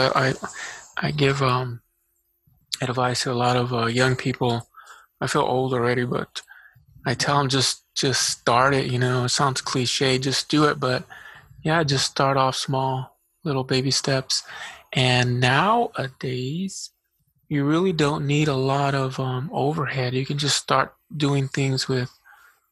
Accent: Eloy, Arizona, United States; also born or lived in Casa Grande, Arizona; now in Tucson, United States; I grew up in Eloy, so I know that area very well

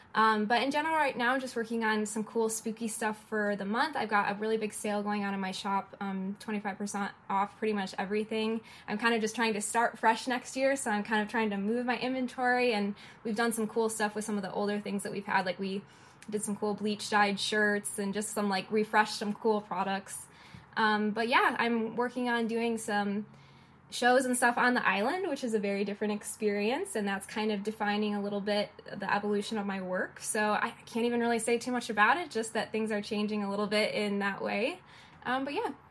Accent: Detroit, Michigan, United States; moved away as an adult; also born or lived in an island (unnamed); I'm from Detroit, and in Detroit, I was doing a lot of in person events and gallery shows

